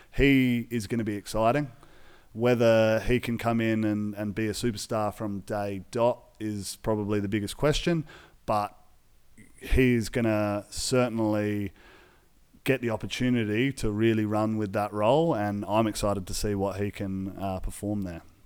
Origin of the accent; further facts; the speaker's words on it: Australia; we're Aussie guys.